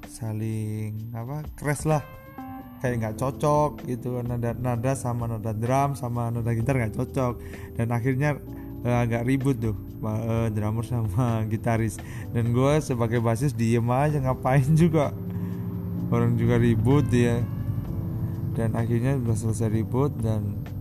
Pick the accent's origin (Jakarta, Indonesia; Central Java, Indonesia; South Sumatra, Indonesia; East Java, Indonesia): East Java, Indonesia; Batu; gua anak kampung bukan anak kota gua uh, tinggal di daerah ini apa kota wisata Batu so, Kota wisata Batu itu terletak di daerah Malang Raya, Jawa Timur.